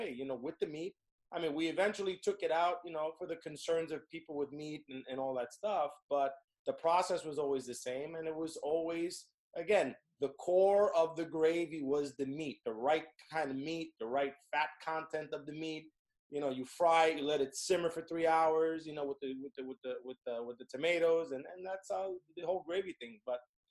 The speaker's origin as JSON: {"language": "English", "area": "Hudson County", "region": "New Jersey", "country": "United States", "tie": "born or raised there", "said": "as a kid growing up in Hudson County, New Jersey, near Hoboken"}